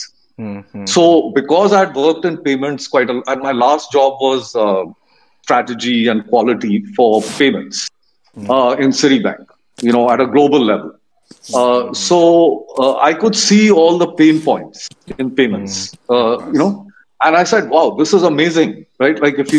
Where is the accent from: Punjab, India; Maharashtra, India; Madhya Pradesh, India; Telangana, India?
Madhya Pradesh, India; Gwalior; born there; I was born in Gwalior, and my father was with Burma Shell.